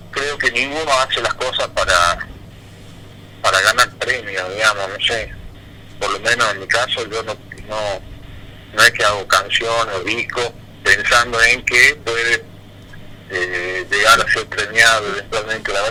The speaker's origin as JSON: {"language": "Spanish", "region": "Tucumán", "country": "Argentina", "said": "yo me siento recontra tucumano, digamos, no, no, todo lo que hago lo pienso como"}